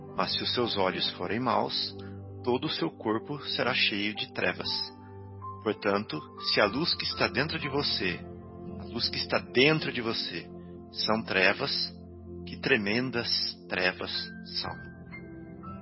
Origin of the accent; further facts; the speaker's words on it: Santa Rita do Sapucaí, Minas Gerais, Brazil; moved away; Santa Rita do Sapucaí, a nossa cidadezinha lá onde eu cresci lá no sul de Minas